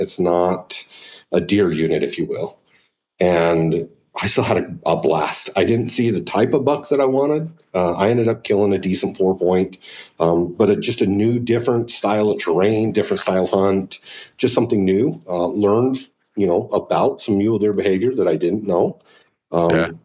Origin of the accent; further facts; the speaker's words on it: Pavant, Utah, United States; I grew up on the Pavant in Utah